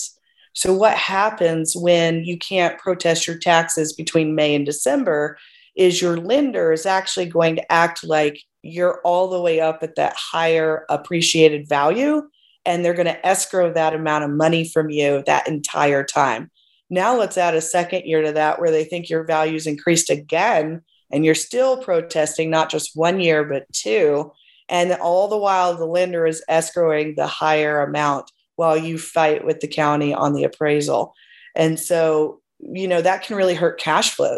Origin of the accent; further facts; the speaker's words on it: Plano, Texas, United States; I'm originally from Plano, Texas